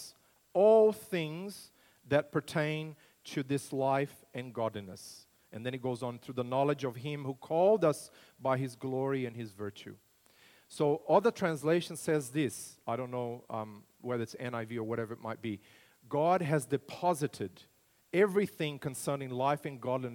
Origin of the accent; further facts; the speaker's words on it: Brazil; moved away as an adult; also born or lived in United States / Launceston, Australia; now in Australia; I grew up in Brazil, in central Brasil, right in the heart of the country, near Brasilia, the capital city, in a farming community